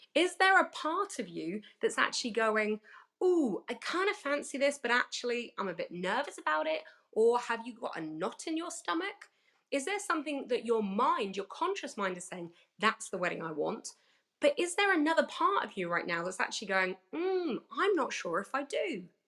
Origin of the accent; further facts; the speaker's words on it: United Kingdom; accent: British; I am British